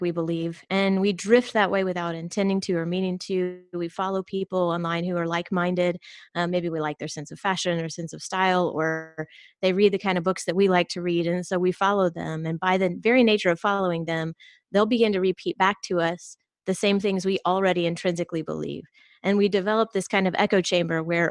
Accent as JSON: {"language": "English", "country": "United States", "tie": "born or raised there", "also_born_or_lived": "Georgia, United States / Texas, United States", "said": "I was raised in Georgia and Texas, so primarily the Bible Belt"}